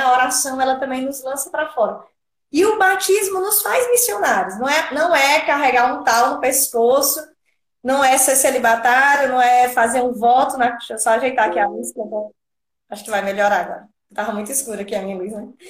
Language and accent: Portuguese; Piauí, Brazil; moved away as an adult; now in Natal, Brazil; Sou lá natural do Piauí, por isso que eu não falo di como vocês